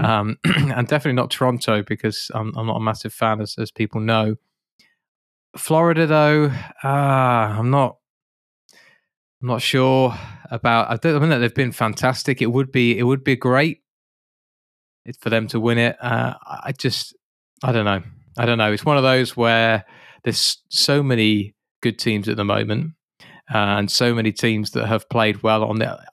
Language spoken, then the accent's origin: English; United Kingdom; being a Brit